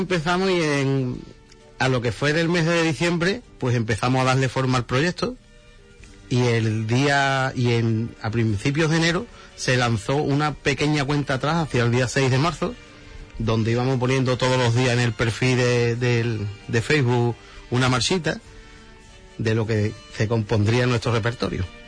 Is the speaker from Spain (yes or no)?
yes; Huelva, Andalusia, Spain; somos tres músicos de Huelva